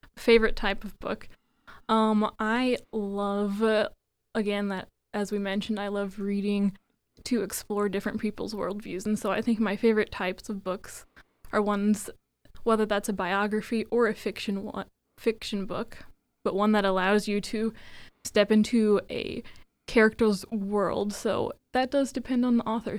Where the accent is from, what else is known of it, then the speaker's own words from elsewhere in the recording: Indiana, United States; I'm from Indiana.